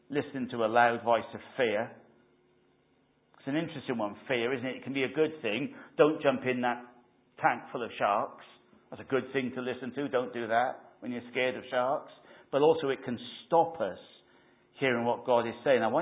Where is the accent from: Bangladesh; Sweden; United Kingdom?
United Kingdom; Wales; Or was it just we used to sing it in Wales? I used to sing it growing up in Christian Endeavour.